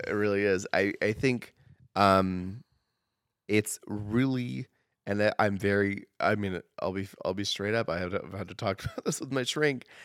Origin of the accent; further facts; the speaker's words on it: Oregon, United States; now in Idaho, United States; growing up in Oregon